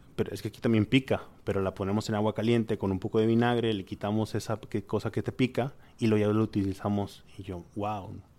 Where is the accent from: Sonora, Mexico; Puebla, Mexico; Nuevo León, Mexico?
Nuevo León, Mexico; Monterrey; soy de Monterrey